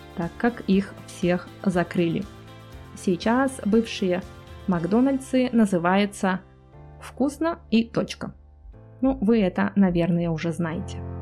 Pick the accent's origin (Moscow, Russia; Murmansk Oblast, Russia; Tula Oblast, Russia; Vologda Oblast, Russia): Vologda Oblast, Russia; Cherepovets; моего родного города, Череповец